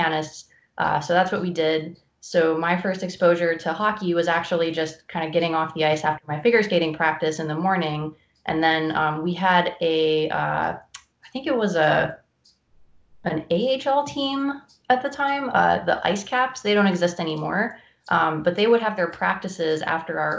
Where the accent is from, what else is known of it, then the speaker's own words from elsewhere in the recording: North Carolina, United States; I grew up in North Carolina, where hockey is not a huge sport